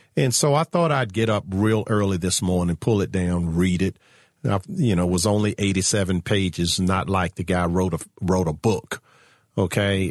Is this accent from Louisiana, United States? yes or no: no; Virginia, United States; my home state of Virginia